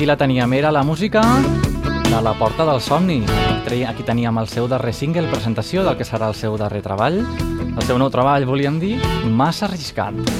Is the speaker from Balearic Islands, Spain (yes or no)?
no; Terres de l'Ebre, Catalonia, Spain; jo sóc mm, de les Terres de l'Ebre, així que segurament parlaré una mica també valencià